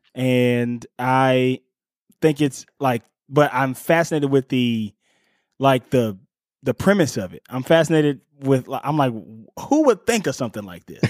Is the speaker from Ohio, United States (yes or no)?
yes; Cleveland, Ohio, United States; my hometown of Cleveland, Ohio